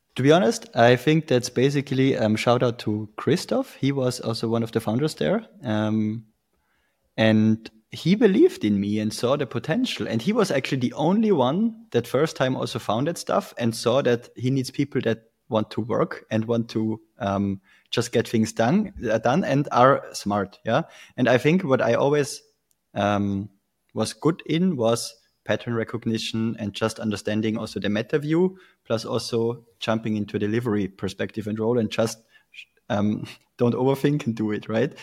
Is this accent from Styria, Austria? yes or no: no; Tyrol, Austria; moved away as an adult; also born or lived in Vienna, Austria; I'm originally from Tirol, Austria.